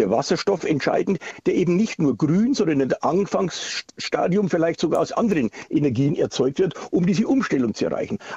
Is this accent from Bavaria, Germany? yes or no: yes; Bavaria, Germany; Quasi selbst in meiner, in meiner Heimatstadt, also wo ich meinen Wahlkreis habe, da habe ich immer die besten Ergebnisse, mit den besten Ergebnissen in Bayern gehabt.